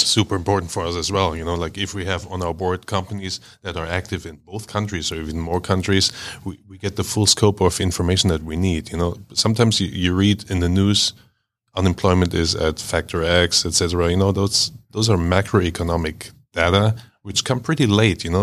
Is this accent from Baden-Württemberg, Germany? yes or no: yes; Stuttgart, Baden-Württemberg, Germany; now in Atlanta, United States; I'm, I'm from Stuttgart